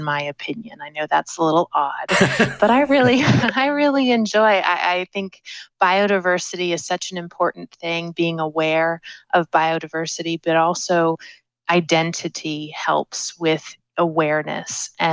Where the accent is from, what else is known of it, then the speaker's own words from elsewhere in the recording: New Jersey, United States; now in Florida, United States; where I grew up in New Jersey in the Mid-Atlantic